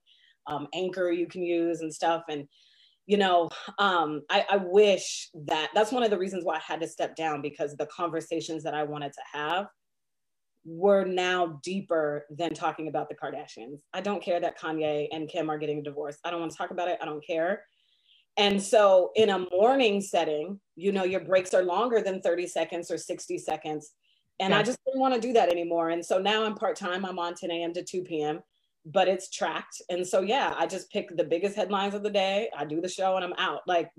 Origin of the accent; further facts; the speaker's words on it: Seattle, Washington, United States; moved away as an adult; also born or lived in Indianapolis; now in Tri-Cities, United States; growing up in Seattle